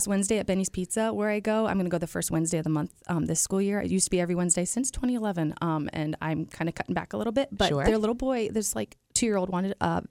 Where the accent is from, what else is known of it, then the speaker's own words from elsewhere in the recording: Dayton, Ohio, United States; now in Columbus, United States; Dayton originally